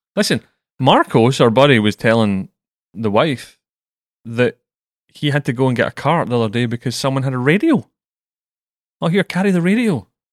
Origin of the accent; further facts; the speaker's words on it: Scotland, United Kingdom; I'm from Scotland